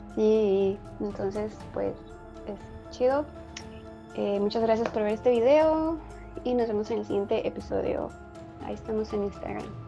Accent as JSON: {"language": "Spanish", "country": "Mexico", "said": "como cultura mexicana"}